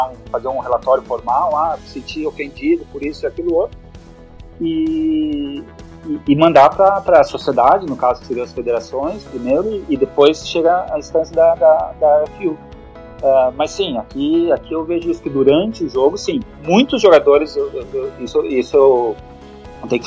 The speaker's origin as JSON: {"language": "Portuguese", "country": "Brazil", "said": "E, e aí eu falo, não, eu sou brasileiro."}